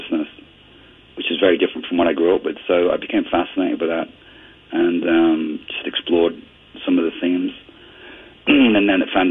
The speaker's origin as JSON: {"language": "English", "region": "Ontario", "country": "Canada", "tie": "born or raised there", "also_born_or_lived": "northwestern Europe", "said": "growing up in Canada, I immigrated to Canada when I was 11"}